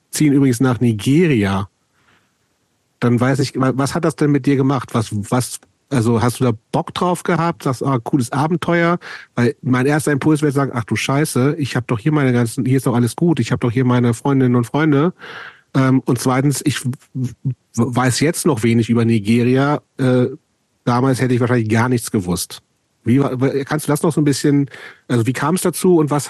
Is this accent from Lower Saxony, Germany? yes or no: yes; Lower Saxony, Germany; born or raised there